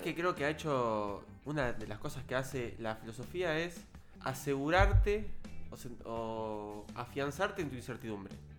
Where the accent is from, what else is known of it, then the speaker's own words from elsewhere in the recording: Buenos Aires Province, Argentina; yo soy del conurbano zona sur de Gran Buenos Aires